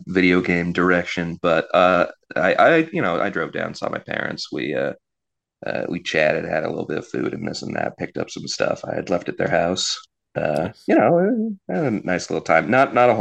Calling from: Sandy, Utah, United States; I'm calling from Sandy, Utah

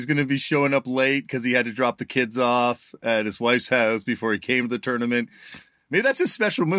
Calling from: Toronto, Ontario, Canada; I am. I'm joining you from Toronto, Canada, in my basement.

